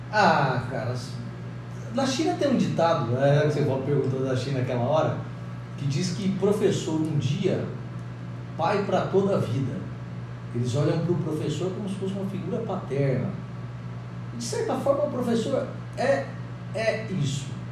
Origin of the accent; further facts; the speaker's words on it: Brazil; eu sou brasileiro